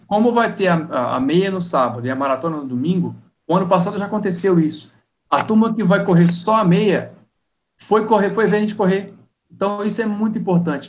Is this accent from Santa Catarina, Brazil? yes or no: no; Minas Gerais, Brazil; now in Rio de Janeiro, Brazil; eu não sou nascido no Rio. Eu sou mineiro, vir para cá